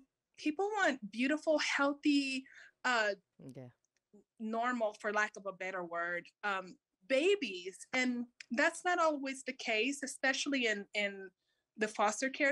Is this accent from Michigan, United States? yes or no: no; California, United States; I was born here